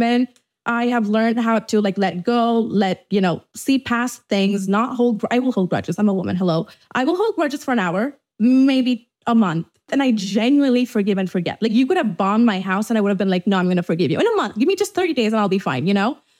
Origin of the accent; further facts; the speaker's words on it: Dubai, United Arab Emirates; moved away as an adult; now in Los Angeles, United States; I was brought up in Dubai my entire life, but you know, I'm Indian